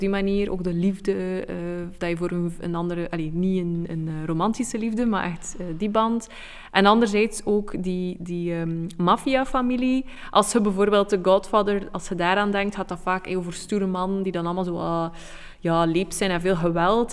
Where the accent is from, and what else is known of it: Belgium